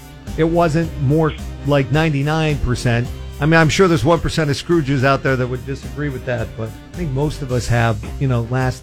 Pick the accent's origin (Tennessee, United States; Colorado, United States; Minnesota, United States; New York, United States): Minnesota, United States; born or raised there; now in California, United States